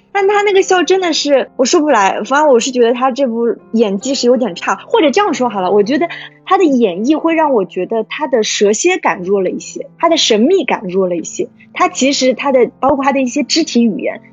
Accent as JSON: {"language": "Chinese", "country": "China", "said": "因为我是中国人"}